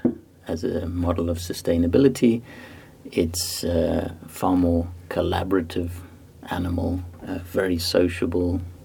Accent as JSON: {"language": "English", "country": "Zimbabwe", "tie": "born or raised there", "also_born_or_lived": "South Africa / Cambridge, United Kingdom", "moved": "yes", "lives_now": "Antwerp, Belgium", "said": "And I was born in Africa, in Zimbabwe. I grew up there, and then South Africa."}